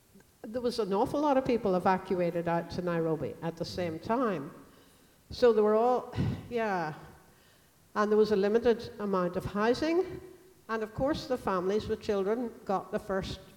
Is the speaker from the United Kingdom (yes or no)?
no; Ireland; as an Irish person